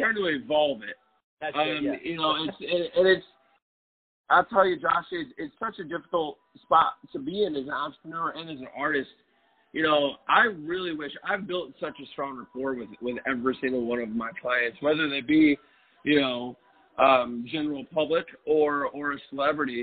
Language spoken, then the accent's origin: English; Detroit, Michigan, United States; I grew up in Detroit in the 80s and 90s